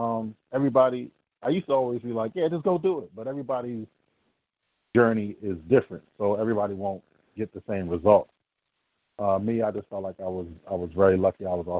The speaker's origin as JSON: {"language": "English", "region": "East Coast", "country": "United States", "tie": "born or raised there", "also_born_or_lived": "Seville, Spain", "said": "I was actually born in Seville, Spain. My dad was military, and he brought me back to the States, and I actually grew up an East Coaster."}